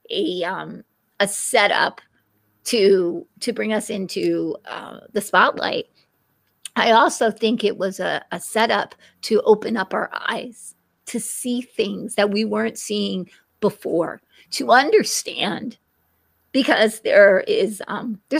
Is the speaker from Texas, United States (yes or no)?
no; California, United States; I'm from California, and it was, so it just was imagine.